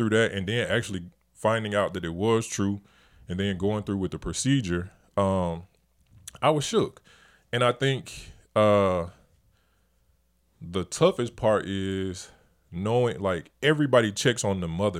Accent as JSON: {"language": "English", "town": "Montgomery", "region": "Alabama", "country": "United States", "tie": "born or raised there", "said": "and I love my hometown. I love Montgomery, Alabama."}